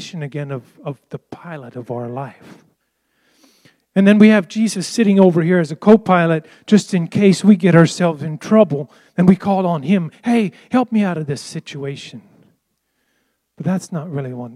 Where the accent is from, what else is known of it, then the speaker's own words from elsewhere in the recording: United States; I was raised in the Amish culture where we were separated from all this